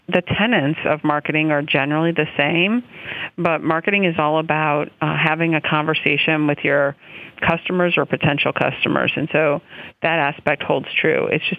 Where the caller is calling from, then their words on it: Reading, Pennsylvania, United States; I am calling from Reading, Pennsylvania.